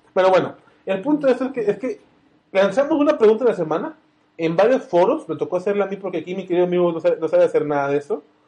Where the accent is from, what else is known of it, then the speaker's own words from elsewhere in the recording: Guadalajara, Jalisco, Mexico; Creo que soy de Guadalajara